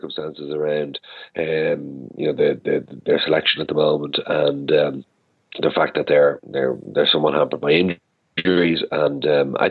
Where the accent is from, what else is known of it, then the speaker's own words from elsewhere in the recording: Ireland; we being Irish viewers